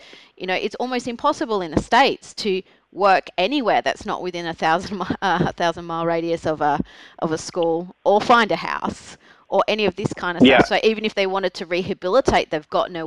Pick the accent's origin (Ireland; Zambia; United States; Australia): Australia; I'm Australian